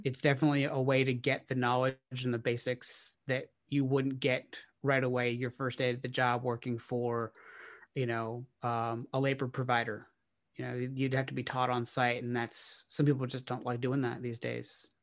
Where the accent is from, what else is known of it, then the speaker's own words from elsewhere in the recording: Orlando, Florida, United States; now in Nashville, United States; I'm originally from Orlando, Florida